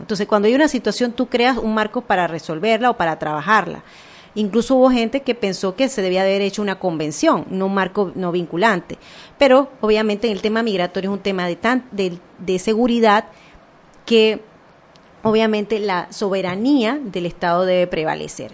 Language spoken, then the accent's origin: Spanish; Panama; como panameña de clase media